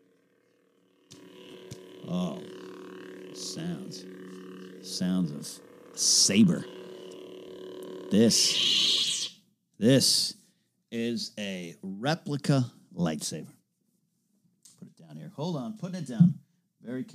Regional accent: Central Coast, California, United States; now in Burbank, United States; when I go up to the Central Coast, my hometown, my neck of the woods

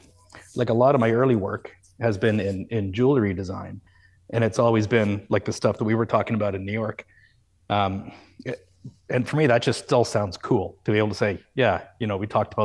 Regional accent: Canada; And I maybe that's just part of being Canadian, but you know, I just don't see it that way.

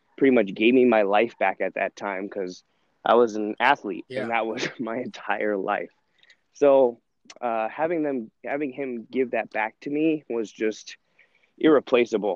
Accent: Sacramento, California, United States; moved away as an adult; also born or lived in Dartmouth, New Hampshire / England; now in Southern California, United States; I grew up in Northern California, Sacramento area

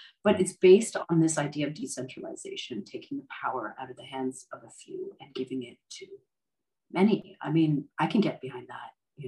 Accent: Canada; born there; I mean, look, I was born in Canada. Mm-hmm. I've lived in the States.

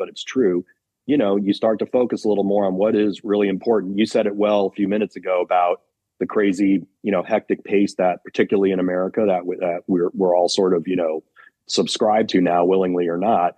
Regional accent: Los Angeles, California, United States; now in New Jersey, United States; So I and the rest of the band, we're all from Los Angeles

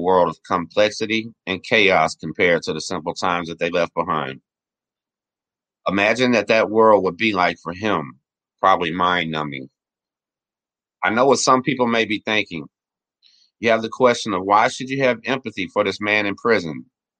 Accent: Texas, United States; I'm 40 years young, and I was born and raised in Galveston County, Texas.

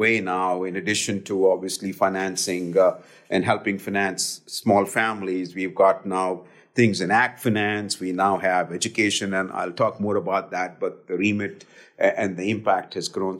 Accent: Delhi, India; now in United States; I grew up in India

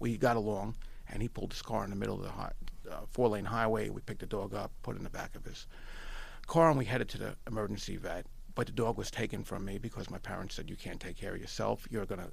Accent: Long Island, New York, United States; also born or lived in Astoria, Queens, New York; we moved out of the city and moved into Long Island

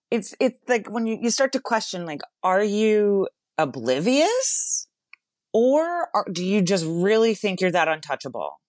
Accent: West Palm Beach, Florida, United States; I'm, I'm from West Palm Beach

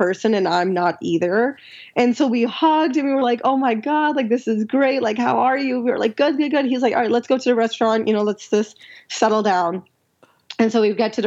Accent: Pakistan; I'm like humble from Pakistan

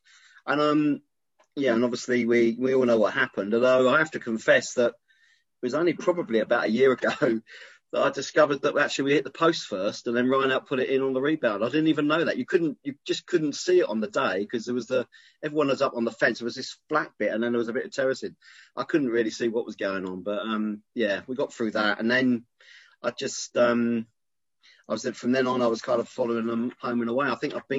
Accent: Brighton, South East England, United Kingdom; moved away as an adult; now in London, United Kingdom; No, I'm actually I was born in Brighton and I grew up in Patcham.

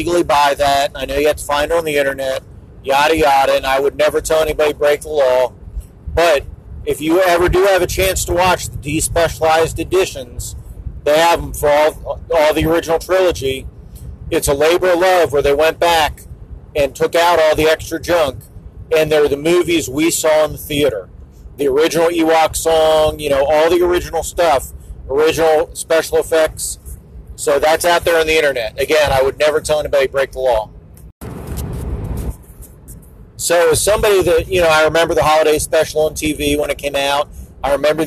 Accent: Wilmington, Delaware, United States; I grew up in the Wilmington, Delaware area.

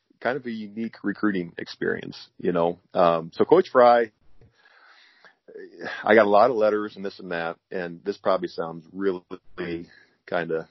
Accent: Kesley, Iowa, United States; I'm from a town of 80 people. I grew up in Kesley, Iowa.

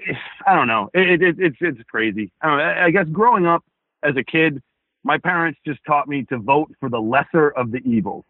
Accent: Rhode Island, United States; I grew up in Rhode Island. I know the walk, I know the talk

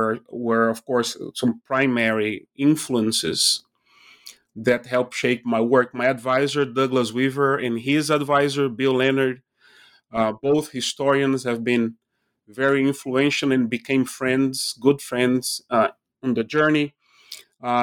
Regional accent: Recife, Pernambuco, Brazil; moved away; I'm originally from Recife, Brazil. I was born when the dictatorship was still in place there.

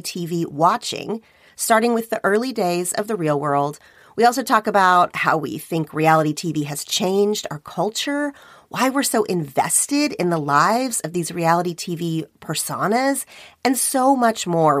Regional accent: Oklahoma, United States; moved away as an adult; now in Los Angeles, United States; my hometown in Oklahoma

